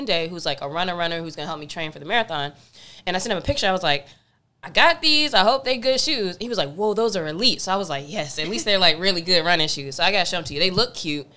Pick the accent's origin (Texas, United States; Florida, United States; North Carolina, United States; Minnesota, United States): North Carolina, United States; now in Los Angeles, United States; growing up in North Carolina